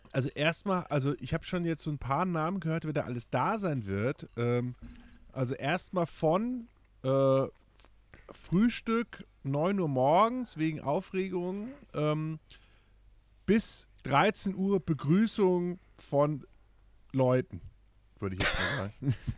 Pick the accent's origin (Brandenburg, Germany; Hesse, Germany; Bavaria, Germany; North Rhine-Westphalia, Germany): Hesse, Germany; Kronberg im Taunus; ich bin in Kronberg geboren